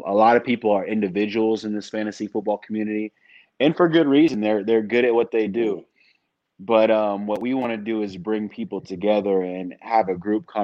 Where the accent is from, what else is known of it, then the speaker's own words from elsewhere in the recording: San Francisco, California, United States; now in Sacramento, United States; I was born in the Bay Area, the San Francisco area. But have since migrated for my job and college to Sacramento